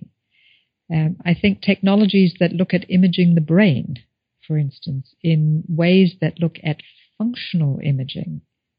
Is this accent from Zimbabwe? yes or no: yes; Zimbabwe; moved away; I think about growing up in Zimbabwe